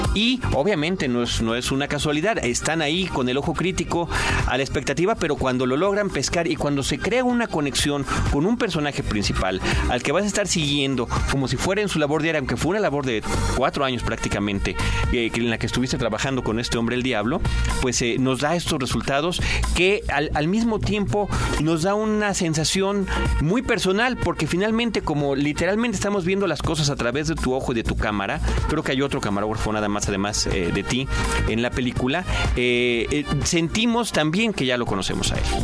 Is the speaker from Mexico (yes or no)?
yes; Mexico; nosotros mismos retratados como mexicanos